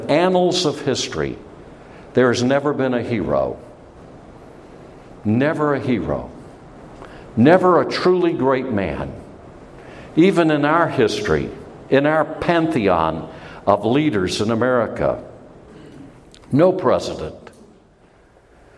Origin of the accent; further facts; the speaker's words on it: United States; I'm an American and I love my country